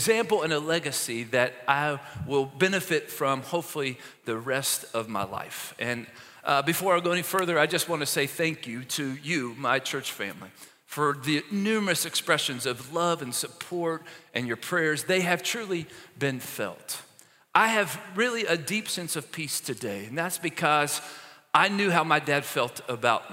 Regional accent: Maysville, Kentucky, United States; moved away; the hospital in my hometown, Maysville, Kentucky

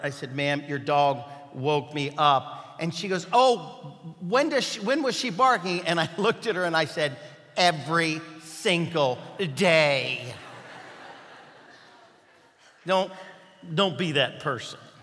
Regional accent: Kentucky, United States; moved away; I was from Kentucky

